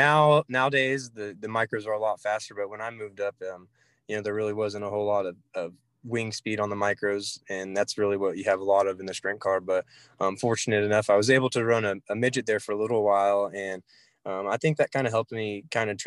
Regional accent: Port City, Oklahoma, United States; I grew up around Fort City

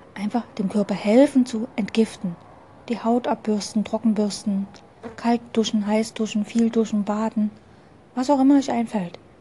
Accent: Dresden, Saxony, Germany; Ich komme aus Dresden

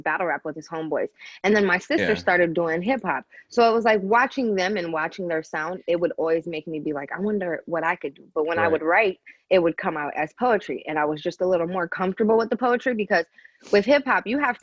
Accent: Grand Rapids, Michigan, United States; moved away; I'm East African from Eritrea. I'm originally from Grand Rapids, Michigan.

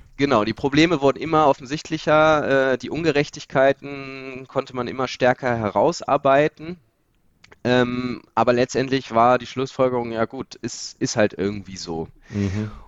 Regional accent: Lower Saxony, Germany; bei uns in der Region, wir kommen hier aus Niedersachsen

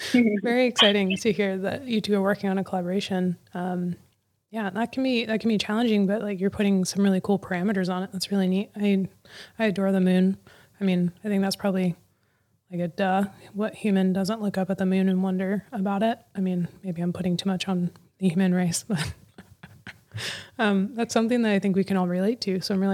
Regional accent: United States; now in Pacific Northwest, United States; I grew up in the Mojave Desert and just beautiful, clear skies.

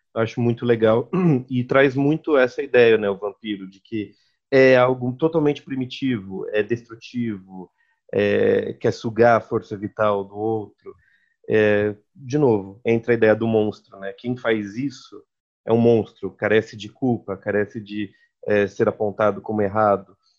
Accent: São Paulo, Brazil; nós somos de São Paulo

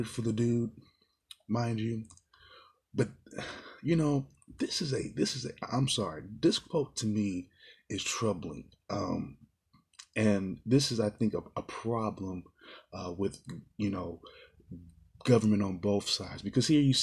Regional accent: United States; as an American people

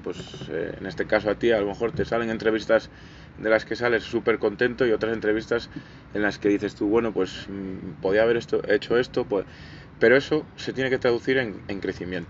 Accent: Galicia, Spain; born or raised there; now in Talavera de la Reina, Spain

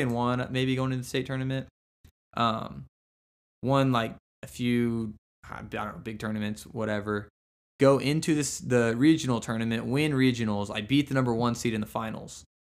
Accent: Cushing, Oklahoma, United States; I grew up in Cushing, Oklahoma

